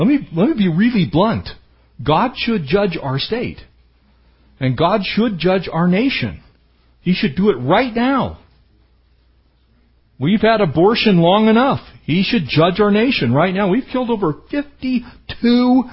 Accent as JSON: {"language": "English", "town": "Poway", "region": "California", "country": "United States", "tie": "born or raised there", "said": "I grew up in San Diego County. We used to still build adobe homes in San Diego County when I was younger. And we actually had an adobe block yard in our town in Poway."}